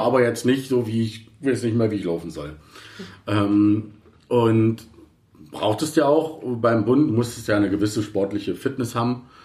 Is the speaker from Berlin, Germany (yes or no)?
yes; Berlin, Germany; also born or lived in Reinickendorf; ursprünglich komme ich aus Berlin, Kreuzberg, muss ich mal dazu sagen, West-Berlin. Ja. Okay. Äh, da bin ich geboren, Kreuzberg